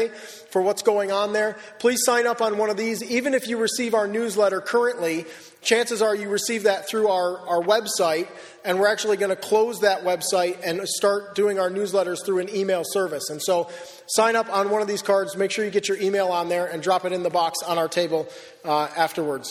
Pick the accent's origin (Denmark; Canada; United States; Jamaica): United States; Wellsville; moved away as an adult; now in Perth, Australia; I grew up in Wellsville